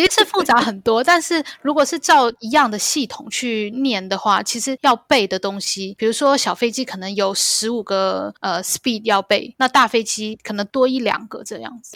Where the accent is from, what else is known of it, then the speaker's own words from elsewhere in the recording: Taiwan; moved away as an adult; also born or lived in Canada; now in Hong Kong; 在台湾长大